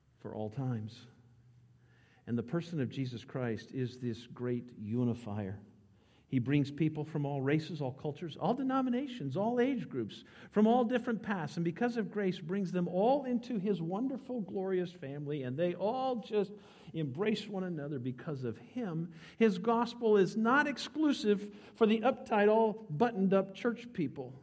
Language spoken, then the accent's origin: English; United States; as an American